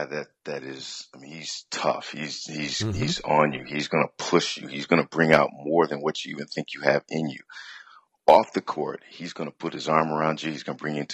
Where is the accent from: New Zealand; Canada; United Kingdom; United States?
United States; Detroit, Michigan; born and raised in Detroit, Michigan